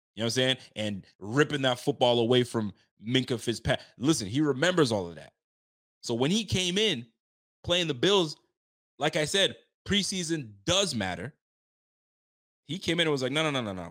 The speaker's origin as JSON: {"language": "English", "town": "Ottawa", "region": "Ontario", "country": "Canada", "tie": "born or raised there", "moved": "yes", "said": "my hometown. I'm going back to Ottawa to go visit my mom's and my fam"}